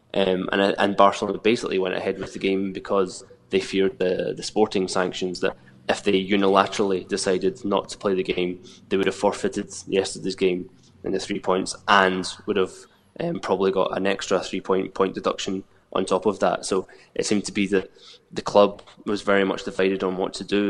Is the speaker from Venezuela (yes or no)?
no; Scotland, United Kingdom; as a Scot